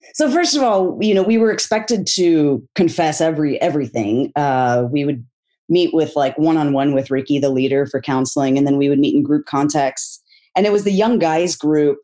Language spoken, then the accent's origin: English; Texas, United States; I grew up in Texas in a conservative evangelical family